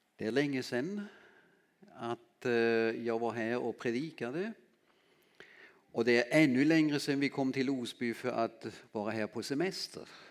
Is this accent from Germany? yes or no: yes; Southern Germany, Germany; accent: German; Swedish is a second language; also born or lived in Landskrona, Sweden; now in Lönsboda, Sweden; jag är född i Tyskland och uppväxt eh, i södra Västtyskland som det då hette